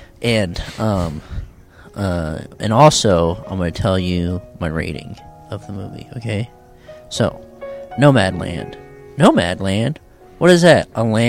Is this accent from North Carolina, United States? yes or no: no; New York, United States; It's kind of like a New York type place. Hey, I'm from New York.